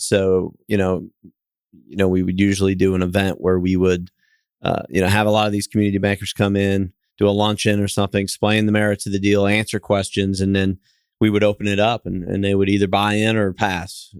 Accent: Kansas City, Missouri, United States; moved away; also born or lived in Fort Lauderdale, Florida; I'm from Kansas City, and, uh, originally went to school at University of Missouri and, and moved back to Kansas City.

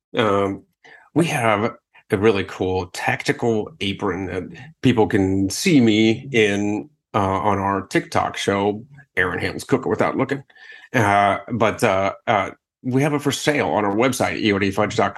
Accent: Akron, Ohio, United States; moved away; my hometown of Akron.

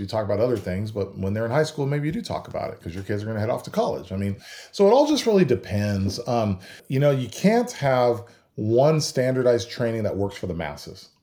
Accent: California, United States; moved away as an adult; also born or lived in Idaho; now in Texas, United States; I grew up in California

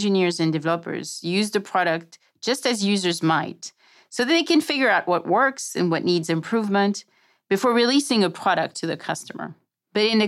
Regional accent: France; English is a second language; my accent. I'm French

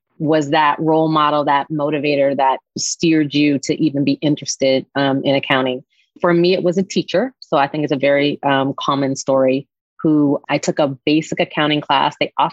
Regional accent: Washington, District of Columbia, United States; I'm from the Washington, D.C. area

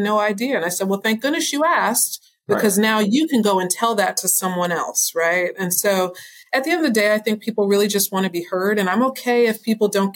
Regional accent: New York, United States; now in Houston, United States; I'm from New York originally

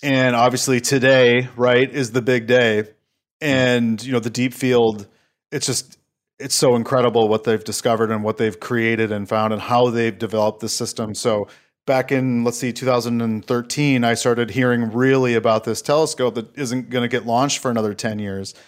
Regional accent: Saint Paul, Minnesota, United States; also born or lived in Stillwater, Minnesota; born and raised in Saint Paul

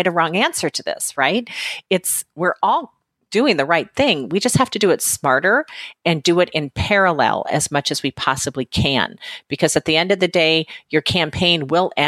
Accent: Minnesota, United States; moved away as an adult; now in Southern California, United States; I'm originally from Minnesota.

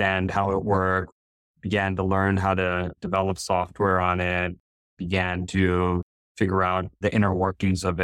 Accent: northern New Jersey, United States; born or raised there

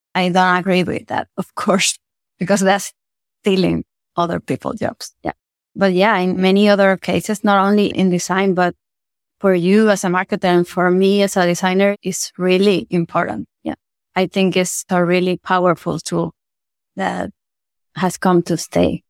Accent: Venezuela; moved away as an adult; also born or lived in Argentina; I'm from Venezuela. It's my home country

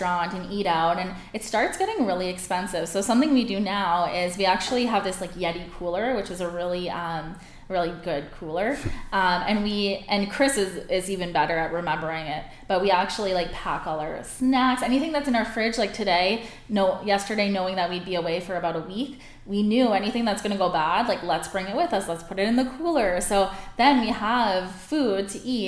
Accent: Cornwall, Ontario, Canada; also born or lived in Montreal / Toronto; I was born in Montreal, but I grew up in Cornwall

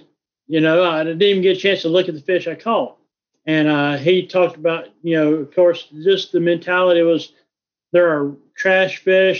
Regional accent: North Carolina, United States; I grew up in North Carolina

